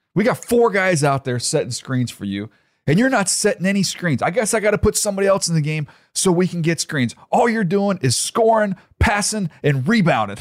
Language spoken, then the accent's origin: English; Fort Wayne, Indiana, United States; I was born in Fort Wayne, Indiana.